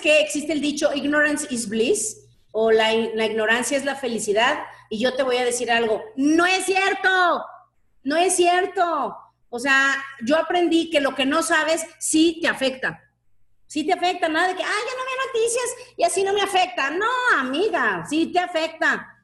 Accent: Mexico; como buena mexicana

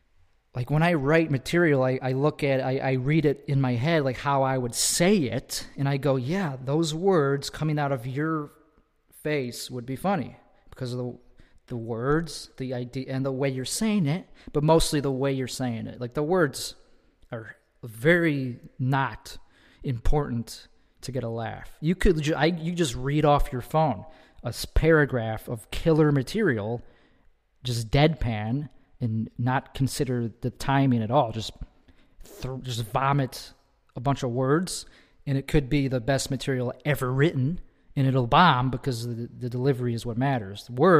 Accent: Chicago, Illinois, United States; I'm from Chicago. Chicago. That's where I'm from. I'm from the suburbs of Chicago.

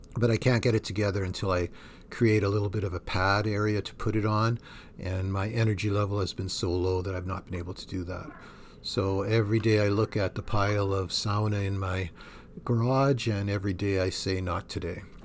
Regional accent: Thunder Bay, Ontario, Canada; moved away; I grew up in Thunder Bay, Ontario

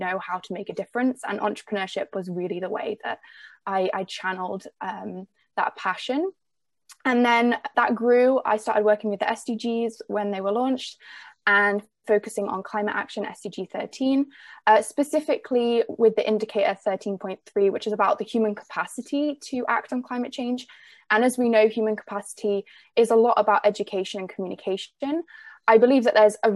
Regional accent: England, United Kingdom; accent: English; now in Vancouver Island, Canada; I grew up in the UK

